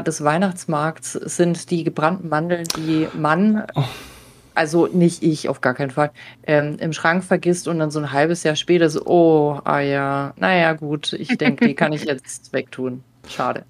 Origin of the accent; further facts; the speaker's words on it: Baden-Württemberg, Germany; ich bin auch so in Baden-Württemberg groß geworden